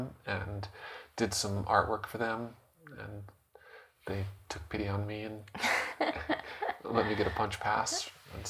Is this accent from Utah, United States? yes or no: yes; Utah, United States; also born or lived in Portland, Oregon; I grew up mostly in Utah. I was born in Portland, Oregon, but I've lived all over Utah